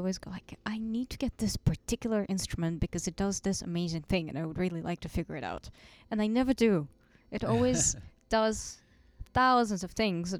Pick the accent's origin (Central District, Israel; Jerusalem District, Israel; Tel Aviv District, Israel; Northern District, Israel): Tel Aviv District, Israel; Tel Aviv; moved away as an adult; also born or lived in Moscow; now in Germany; Well, I'm originally from Moscow, and then my parents moved to Tel Aviv when I was four.